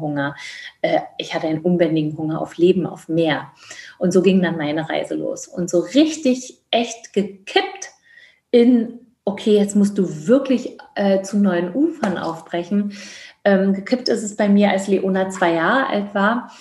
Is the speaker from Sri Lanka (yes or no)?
no; Georgia; also born or lived in Berlin, Germany / East Germany; now in Germany; auf einer Dienstreise in Berlin geboren worden, bin dann groß geworden in Grusinien. Also die Deutschen nennen es Georgien